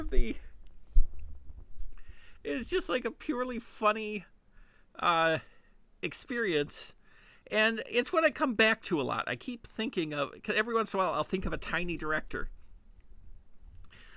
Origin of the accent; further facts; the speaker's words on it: Midwest, United States; accent: Midwestern; my Midwestern accent